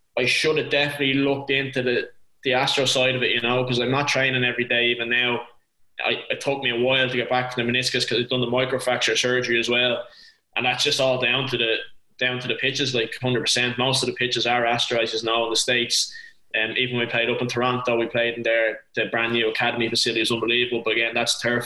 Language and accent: English; Ireland; moved away as an adult; also born or lived in Cork; being Irish